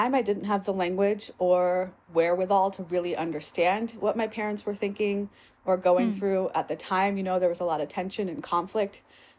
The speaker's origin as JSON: {"language": "English", "region": "Virginia", "country": "United States", "tie": "born there", "said": "So I was born outside of Richmond, Virginia."}